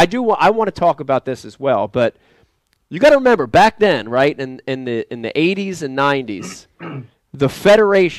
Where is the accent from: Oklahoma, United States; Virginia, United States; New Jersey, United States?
New Jersey, United States; as a kid growing up in Jersey